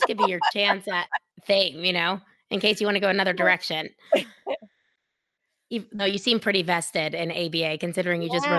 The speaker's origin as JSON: {"language": "English", "town": "Dallas", "region": "Texas", "country": "United States", "said": "But it like made no sense, me being this girl from Dallas going to Binghamton."}